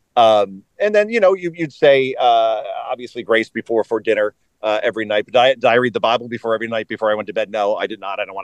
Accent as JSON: {"language": "English", "town": "Wyckoff", "region": "New Jersey", "country": "United States", "also_born_or_lived": "Hoboken, New Jersey", "said": "Wyckoff is where I'm from. I, I lived in Hoboken for many years"}